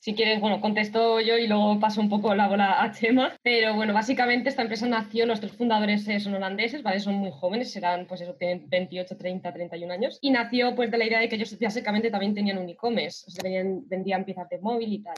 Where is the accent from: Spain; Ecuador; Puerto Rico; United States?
Spain; Alicante, Valencian Community; moved away as an adult; now in Eindhoven, Netherlands; soy de Alicante. Lo que pasa que actualmente pues estoy viviendo en Eindhoven